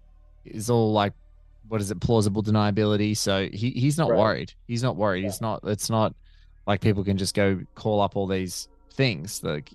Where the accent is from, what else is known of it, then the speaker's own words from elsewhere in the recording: Chicago, Illinois, United States; But speaking as a Chicagoan, you guys are, you know, so big in your community of improv.